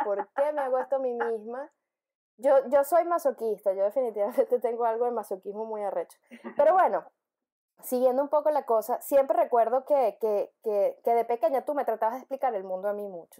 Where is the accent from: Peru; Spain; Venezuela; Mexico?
Venezuela; tú naciste en Venezuela, como yo